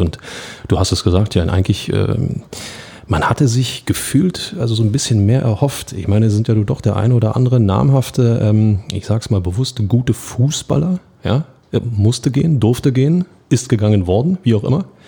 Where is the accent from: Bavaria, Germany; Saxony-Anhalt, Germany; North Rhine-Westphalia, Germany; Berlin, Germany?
Berlin, Germany; kommen wir aus Berlin